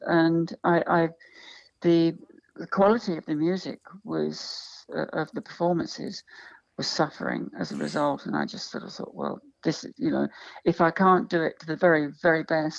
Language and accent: English; London, United Kingdom; Oh, look, I've because of where I come from, I grew up in London. And when I grew up in London, which was the 60s, I've seen so many, many, many live acts.